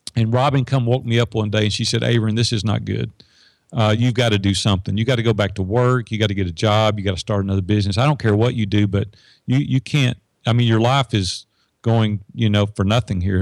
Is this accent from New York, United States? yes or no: no; Madison, Tennessee, United States; it's just north of Nashville in Madison, Tennessee, which is, you know, ten minutes from downtown Nashville.